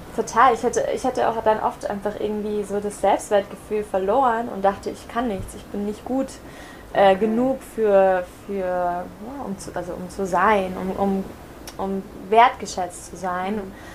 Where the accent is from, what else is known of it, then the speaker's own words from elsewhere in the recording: Germany; moved away as an adult; also born or lived in Barcelona / America / Caribbean; ich bin in Deutschland geboren, äh, 25 Jahre alt